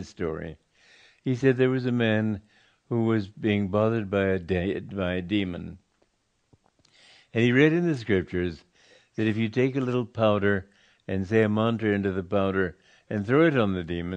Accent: Romania; I was born in Romania

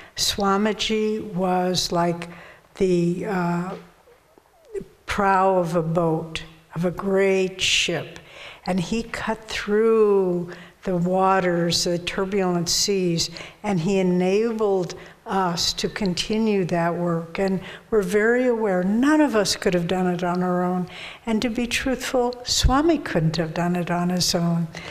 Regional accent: Argentina; English is a second language; from Argentina

